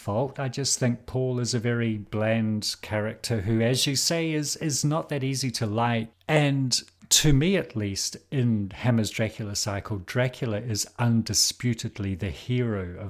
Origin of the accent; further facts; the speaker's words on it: New Zealand; as a New Zealander